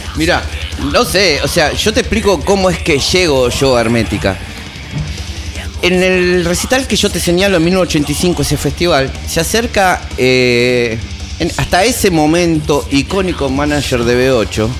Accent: Lomas de Zamora, Buenos Aires Province, Argentina; also born or lived in Caballito, Buenos Aires; yo nací acá en Caballito, acá no. Pero bueno, ya de muy chico, a los nueve años, ya me fui para

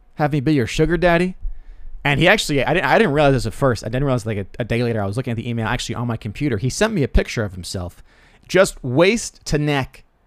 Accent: Rockville Centre, New York, United States; It's my hometown

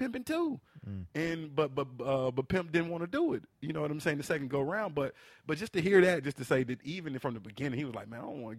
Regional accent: the South, United States; You know, I'm from the South, man. Like, mm-hmm. this is what I listen to.

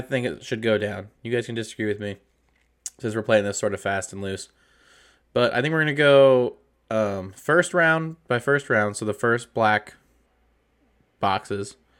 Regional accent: Arizona, United States; We're from Arizona

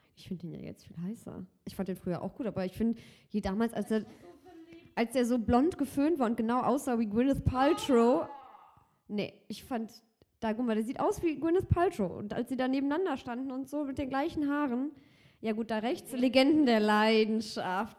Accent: Cologne, North Rhine-Westphalia, Germany; Ich bin gebürtige Kölnerin

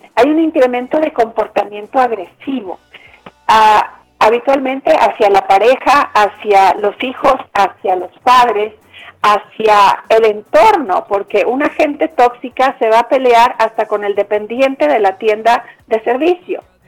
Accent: Mexico; now in Bogotá, Colombia; yo soy mexicana y en mi país

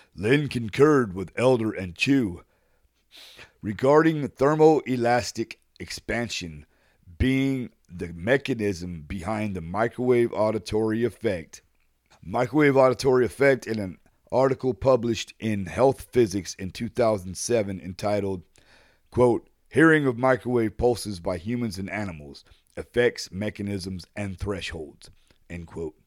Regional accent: San Antonio, Texas, United States; Mantec is based in my hometown of San An-, San Antonio, Texas.

